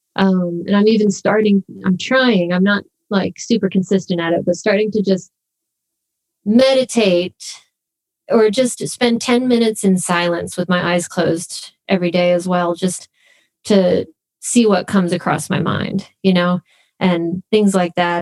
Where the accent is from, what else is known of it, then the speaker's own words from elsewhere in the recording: Phoenix, Arizona, United States; moved away as an adult; also born or lived in Los Angeles; we grew up in Phoenix, Arizona.